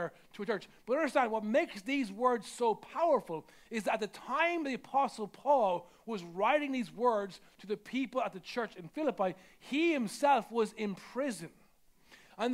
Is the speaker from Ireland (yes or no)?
yes; Ireland; I'm Irish